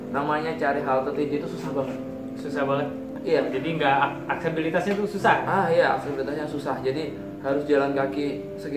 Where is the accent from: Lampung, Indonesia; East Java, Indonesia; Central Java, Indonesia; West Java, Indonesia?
East Java, Indonesia; Malang; Nah, di Malang.